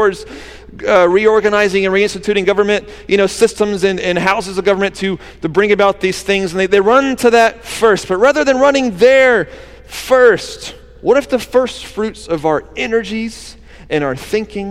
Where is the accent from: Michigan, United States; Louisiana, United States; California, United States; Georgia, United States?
Georgia, United States; now in Wilmington, United States; my hometown in Georgia